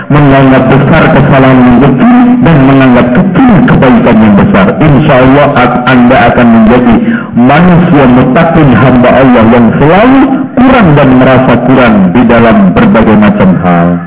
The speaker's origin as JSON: {"language": "Indonesian", "town": "Lamongan", "region": "East Java", "country": "Indonesia", "said": "Dan anehnya di daerah Lamongan, daerah saya itu paling gak enak, Pak."}